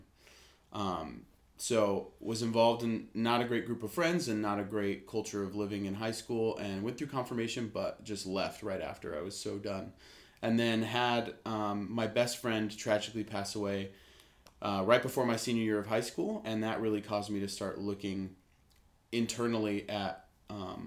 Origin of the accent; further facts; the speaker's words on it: Lake Arrowhead, California, United States; I am originally from Lake Arrowhead, California, up in the mountains